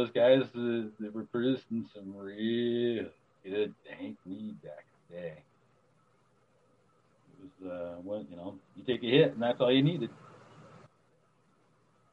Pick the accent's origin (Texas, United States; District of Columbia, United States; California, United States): California, United States; Los Angeles; I grew up in Los Angeles